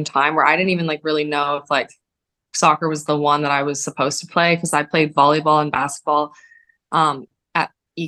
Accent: Barrie, Ontario, Canada; when I was playing for a club team in my hometown in Barrie

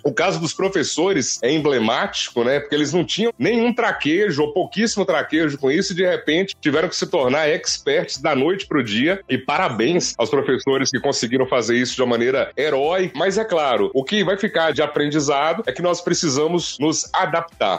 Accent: Serranópolis de Minas, Minas Gerais, Brazil; also born or lived in Porteirinha; now in Montes Claros, Brazil; Eu nasci em Porteirinha, mas passei toda a minha infância lá em Serranópolis de Minas

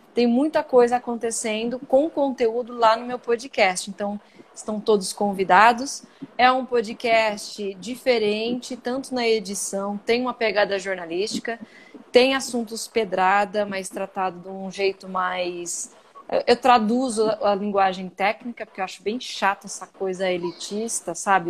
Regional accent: Brazil; accent: Brazilian; also born or lived in United States; tem um ziriguidum brasileiro no, no, quando eu falo

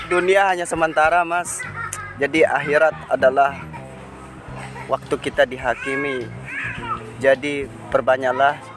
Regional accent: West Nusa Tenggara, Indonesia; Saya orang Sumbawa, saya mas.

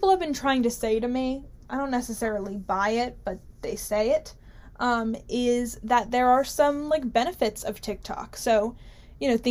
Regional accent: New Jersey, United States; my home state of beautiful, beautiful New Jersey

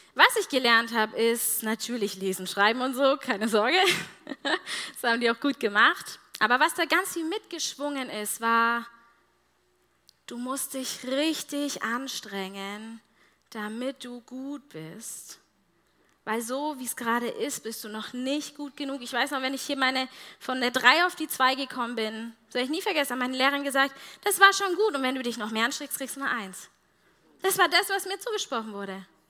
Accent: Germany; als Deutsche

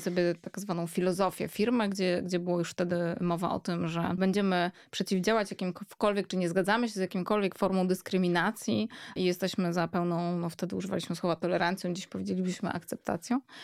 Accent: Warsaw, Masovian Voivodeship, Poland; dorastałam w Warszawie

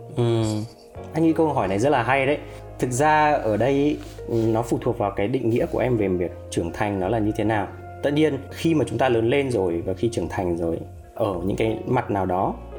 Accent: Vietnam; quê hương mình đất nước mình

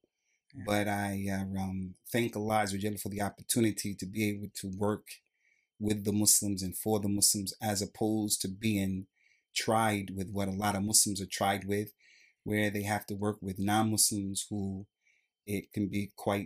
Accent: New Jersey, United States; I'm actually from New Jersey on the East Coast

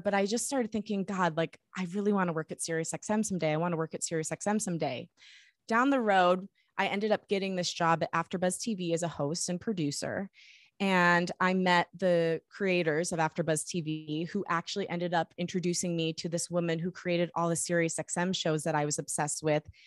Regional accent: Michigan, United States; I grew up in Michigan

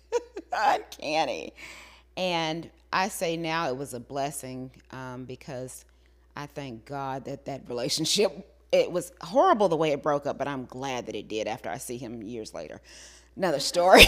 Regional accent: the South, United States; growing up in the South

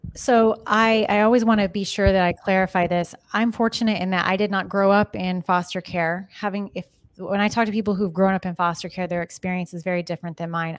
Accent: Kansas, United States; now in Arizona, United States; I'm from Kansas

